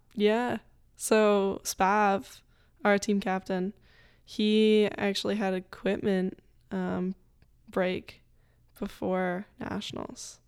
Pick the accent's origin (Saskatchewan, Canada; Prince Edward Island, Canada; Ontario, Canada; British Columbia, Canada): Ontario, Canada; North Bay; now in Lafayette, United States; there's a lot of companies in North Bay too that have helped me, in my hometown